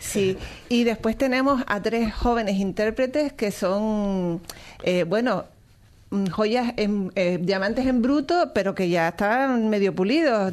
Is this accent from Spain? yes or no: yes; Canary Islands, Spain